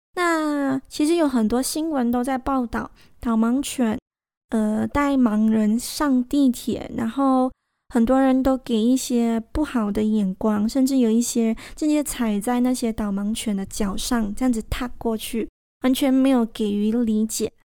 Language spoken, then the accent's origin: Chinese; Malaysia; 我们马来西亚人没有办法参与